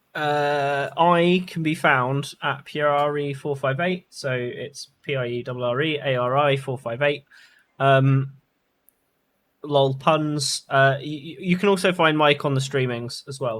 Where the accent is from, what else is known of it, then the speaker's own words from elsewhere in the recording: England, United Kingdom; we're English